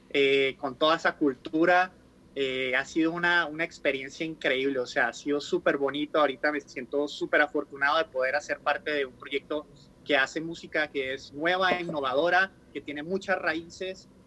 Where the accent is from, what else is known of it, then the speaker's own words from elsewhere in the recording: Cali, Valle del Cauca, Colombia; now in Los Angeles, United States; colombiano metido en Los Ángeles ahorita. Eh, realmente he tenido la suerte de poder viajar, ¿verdad? Y crecí en Cali, Colombia, eh, mi familia todas del Valle. Eh, me fui de Colombia más o menos antes de que se acabara, el, el, ciclo, el ciclo pasado, en el 99